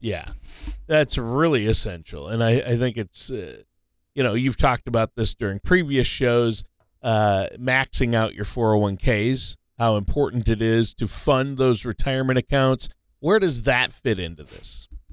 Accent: Minnesota, United States; I was born and raised in Minnesota

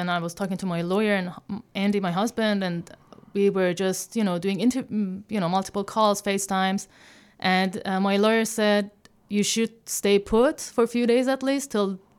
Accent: Tehran, Tehran Province, Iran; moved away as an adult; also born or lived in Dubai / Australia; now in Chicago, United States; I was born and raised in Tehran, in Iran, and had an amazing childhood

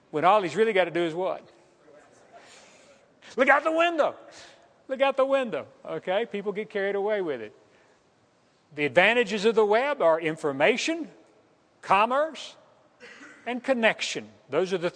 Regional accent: El Dorado, Arkansas, United States; moved away; the El Dorado newspaper and find out what's going on in my hometown

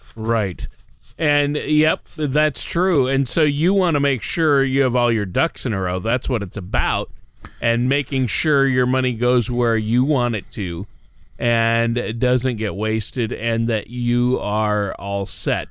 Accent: Minnesota, United States; moved away; I'm from Minnesota

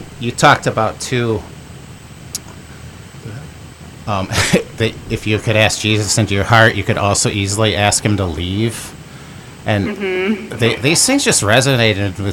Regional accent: Michigan, United States; I'm from Michigan as well

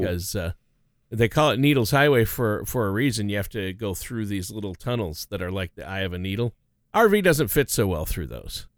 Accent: Minnesota, United States; moved away; my home state of Minnesota

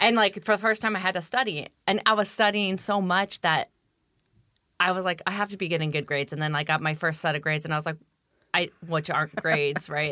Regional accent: Tenino, Washington, United States; I grew up in Tenino, Washington

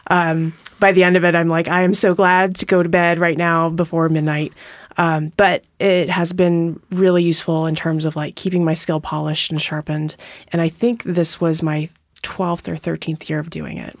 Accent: Montana, United States; moved away as an adult; now in Tacoma, United States; I grew up in Montana

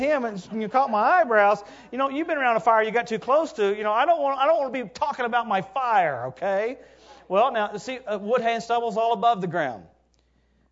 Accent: Louisiana, United States; I grew up in Louisiana

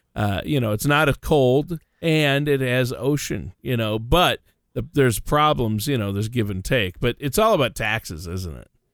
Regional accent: Minnesota, United States; my home state of Minnesota

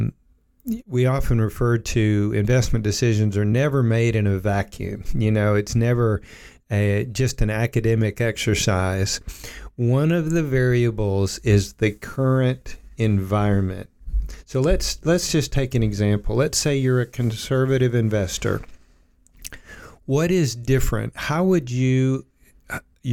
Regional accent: Oak Ridge, Tennessee, United States; I grew up in Oak Ridge

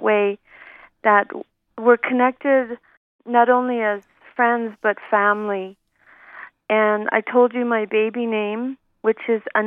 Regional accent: Calgary, Alberta, Canada; I grew up in Calgary. This is my hometown

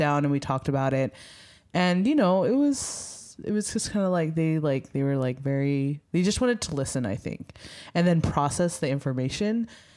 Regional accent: Philadelphia, Pennsylvania, United States; I'm from Philly

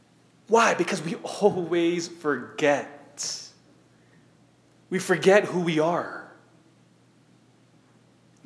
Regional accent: Sacramento, California, United States; growing up in Sacramento, in elementary school

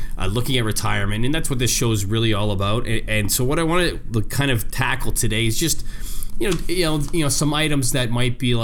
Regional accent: Canada; now in Chicago, United States; I'm Canadian

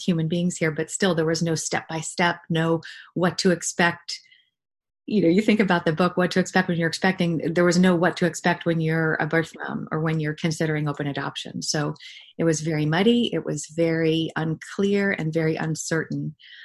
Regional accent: New England, United States; moved away; I'm from New England originally

